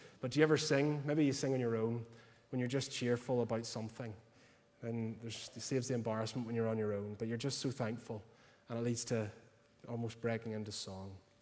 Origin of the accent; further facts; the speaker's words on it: Portstewart, Northern Ireland, United Kingdom; I'm originally from Port Stewart